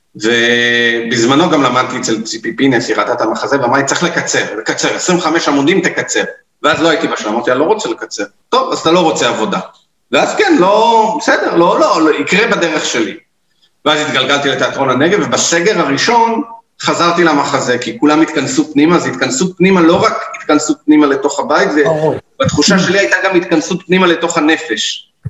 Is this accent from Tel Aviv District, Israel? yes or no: yes; Tel Aviv, Tel Aviv District, Israel; moved away as an adult; also born or lived in Gaza envelope, Negev; now in Negev, Israel; אני גדלתי בתל אביב, צפון תל אביב